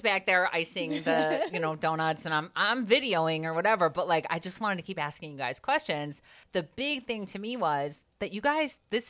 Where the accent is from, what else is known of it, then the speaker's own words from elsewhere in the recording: Alsip, Illinois, United States; I grew up in Alsip.